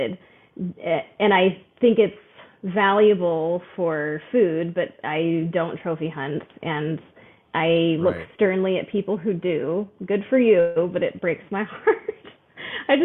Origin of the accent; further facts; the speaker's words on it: Arizona, United States; also born or lived in New Mexico; I was born in New Mexico, but grew up most of my memorable childhood in Arizona